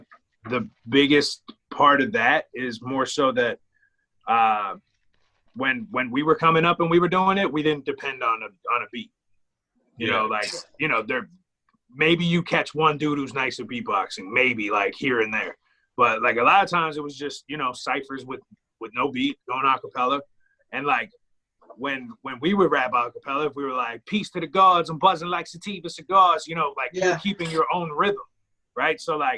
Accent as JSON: {"language": "English", "country": "Ireland", "said": "I mean, I'm Irish and I rap, so."}